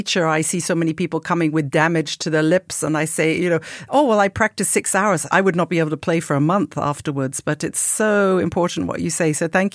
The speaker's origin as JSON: {"language": "English", "country": "United Kingdom", "said": "as a British French horn player"}